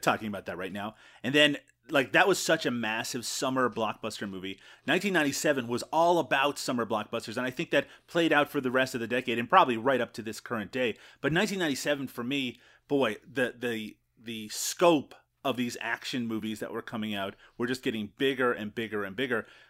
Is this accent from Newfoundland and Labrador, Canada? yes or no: yes; Newfoundland and Labrador, Canada; moved away; also born or lived in Ontario; I grew up in Newfoundland